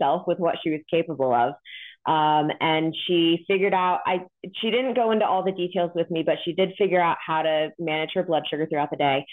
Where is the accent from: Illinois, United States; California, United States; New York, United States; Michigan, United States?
California, United States; Modesto; moved away as an adult; also born or lived in New Jersey; now in Kansas, United States; I was born and raised in California